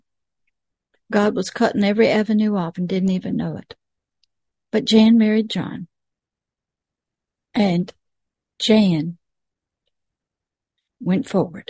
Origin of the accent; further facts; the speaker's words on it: the South, United States; Most Southerners weren't like that, but I was